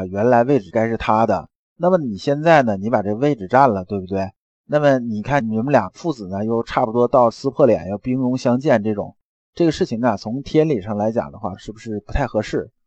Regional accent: China; 我们中国人

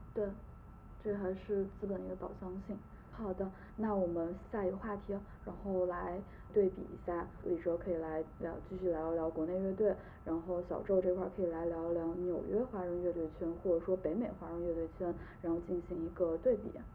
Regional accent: Xi'an, Shaanxi, China; 我是西安人

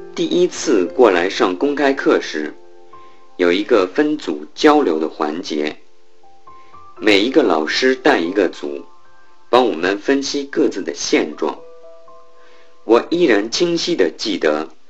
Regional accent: Liuyang, Hunan, China; now in Beijing, China; 我来自湖南浏阳，现在在北京华联集团旗下的一家物业管理公司从事财务工作

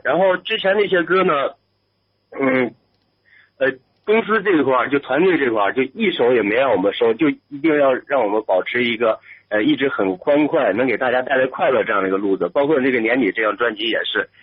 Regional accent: Northeast China, China; 我是东北人

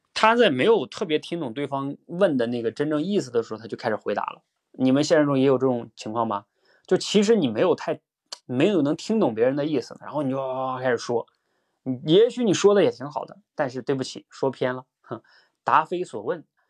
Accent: Northeast China, China; 我是东北人

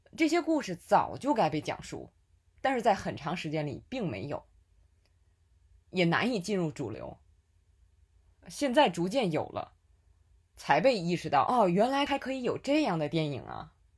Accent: Tianjin, China; accent: Tianjin dialect; 用我们天津话说

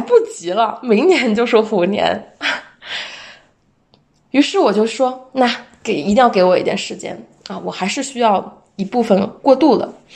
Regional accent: China; 作为一个中国人

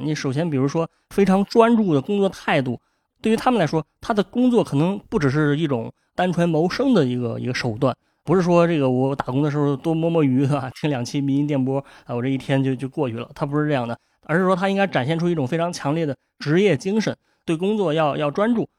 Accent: China; 咱们这个中国人

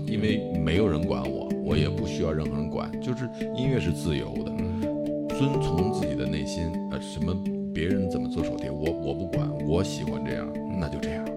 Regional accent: China; 我们是中国人

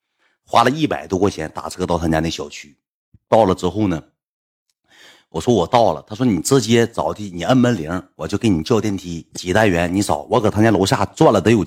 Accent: Northeast China, China; 我说那个，呃那个这是我朋友，我们一起的从东北过来的。

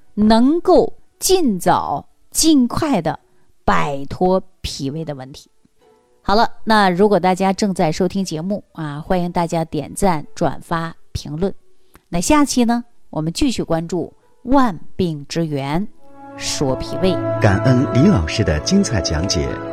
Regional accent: China; 我们中国人

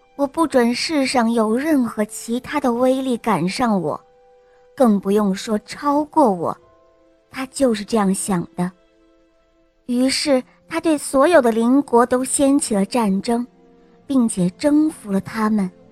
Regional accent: Beijing, China; 我今年四岁了，我来自北京

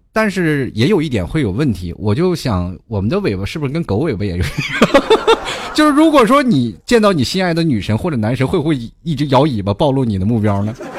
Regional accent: Inner Mongolia, China; now in Hangzhou, China; 我们那里旅游的外地人很多

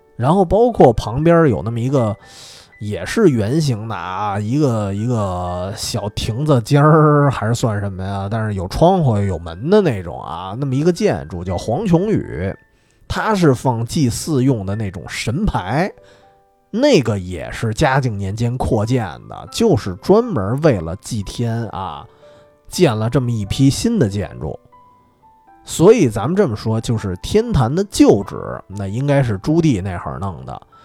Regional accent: Beijing, China; 因为我从小在那附近长大的，然后因为姥姥家就住日坛旁边儿

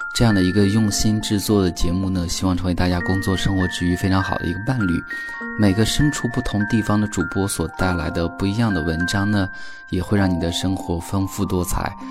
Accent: Beijing, China; 来自北京

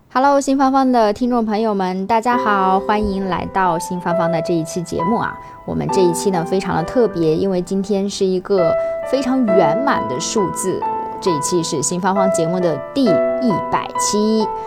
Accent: Xinjiang, China; now in Hong Kong, China; 我是来自于新疆，那么我生活在香港

